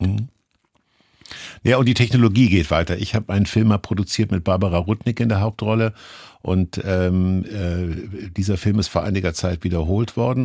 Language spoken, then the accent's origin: German; Kassel, Hesse, Germany; ich stamme auch aus Kassel